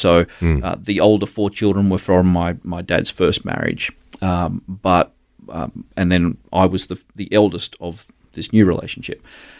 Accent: Gold Coast, Queensland, Australia; also born or lived in Brisbane / Darwin / Adelaide; We moved around a lot. I grew up on the Gold Coast.

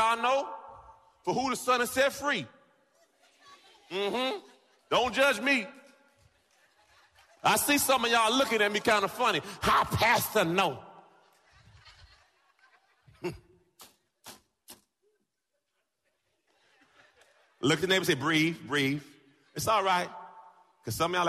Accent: Jamaica; I'm Jamaican

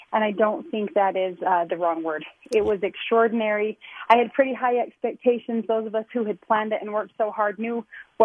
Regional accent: North Ogden, Utah, United States; I'm a small town girl. I'm from North Ogden

